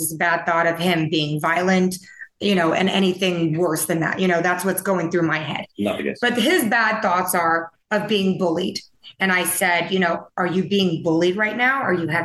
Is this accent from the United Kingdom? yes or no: no; Taiwan; moved away; I grew up in Taiwan